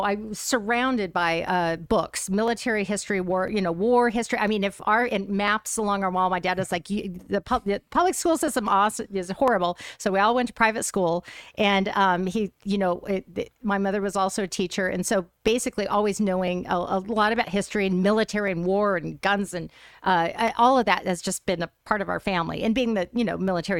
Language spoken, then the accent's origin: English; Fort Knox, Kentucky, United States; born there; in Fort Knox, Kentucky, on the Army base there.